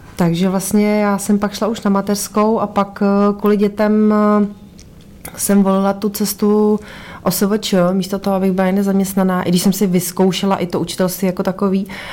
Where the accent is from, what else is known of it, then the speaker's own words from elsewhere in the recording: Karlovy Vary, Karlovy Vary Region, Czechia; now in Ústí nad Labem, Czech Republic; Já jsem původem z Karlových Varů